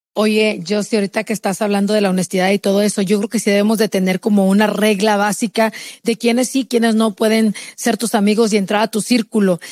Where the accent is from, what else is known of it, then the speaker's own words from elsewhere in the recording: Chihuahua, Mexico; moved away as an adult; now in United States; yo soy de Chihuahua, yo crecí, lo poquito que crecí, lo crecí allá